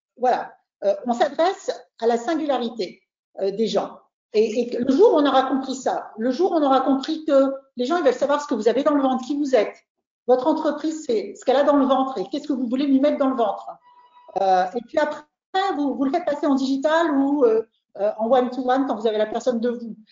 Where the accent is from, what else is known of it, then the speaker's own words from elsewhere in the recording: France; On est trois Français là, Pablo, Roland et moi